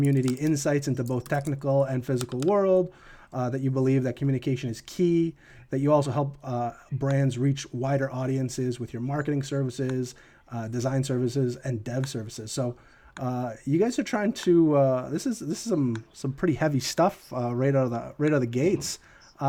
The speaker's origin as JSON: {"language": "English", "country": "Canada", "said": "I'm from Canada myself."}